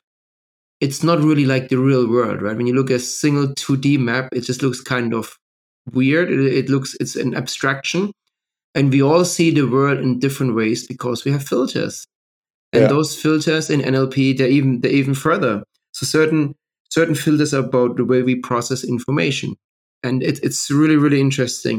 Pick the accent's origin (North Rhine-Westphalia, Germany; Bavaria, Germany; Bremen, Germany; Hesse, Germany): Bavaria, Germany; also born or lived in New York; now in London, United Kingdom; I grew up in Bavaria with a very Christian, liberal, Catholic family